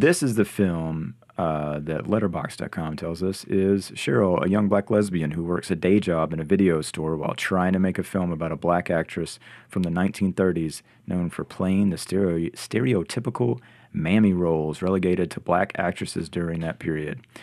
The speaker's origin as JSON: {"language": "English", "region": "North Carolina", "country": "United States", "tie": "born or raised there", "said": "me growing up in North Carolina in a small town."}